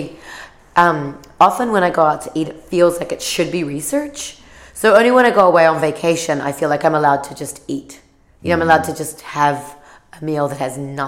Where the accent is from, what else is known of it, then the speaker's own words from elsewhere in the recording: New Zealand; now in San Francisco, United States; since I was 11 from New Zealand